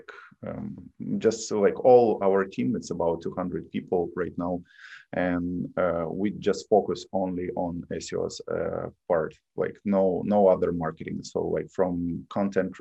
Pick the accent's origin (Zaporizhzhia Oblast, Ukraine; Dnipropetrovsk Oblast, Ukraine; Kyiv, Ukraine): Kyiv, Ukraine; English is a second language; moved away as an adult; now in United States; I was born in Kiev and I lived there most of my life. So Kiev, Ukraine.